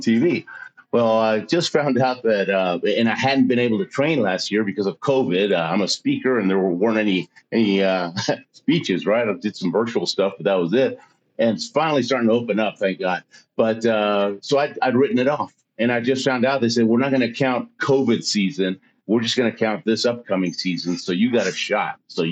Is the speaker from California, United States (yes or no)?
no; Houston, Texas, United States; moved away as an adult; also born or lived in Argentina; now in Colorado Springs, United States; I was born in Argentina and moved to the States when I was six. I was an oil brat. My dad was a chemical engineer, so lived in Houston most of my life